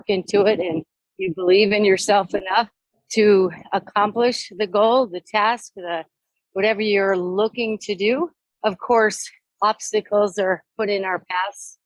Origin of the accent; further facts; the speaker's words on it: Deerfield, Illinois, United States; also born or lived in New Jersey; now in Jackson, United States; I grew up in a suburb of Chicago, Deerfield, Illinois